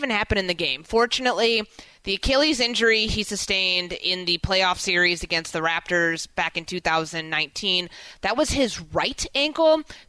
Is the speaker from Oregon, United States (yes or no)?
no; Chicago, Illinois, United States; also born or lived in Minneapolis; my hometown with the Chicago Bulls.